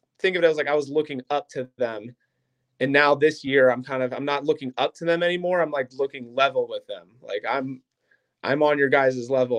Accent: Akron, Ohio, United States; now in Stow, United States; I live in Stowe now. I'm originally from Akron

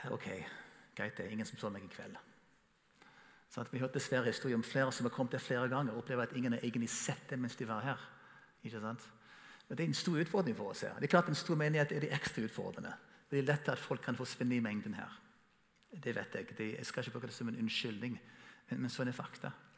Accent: United States; Norwegian is a second language; now in Norway; Som amerikaner som kommer til Norge

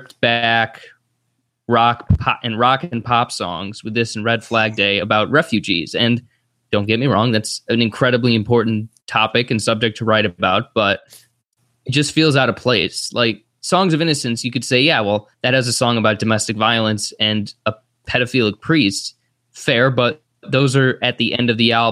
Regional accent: United States; as an American

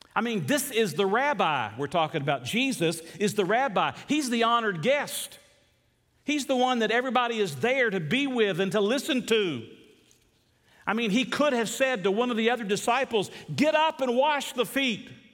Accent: Deep South, United States; I grew up in the Deep South

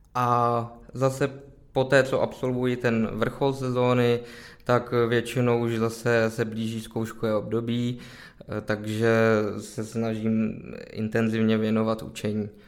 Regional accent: Plzeň, Plzeň Region, Czechia; Já jsem se narodil v Plzni, Aha. žiju v Plzni

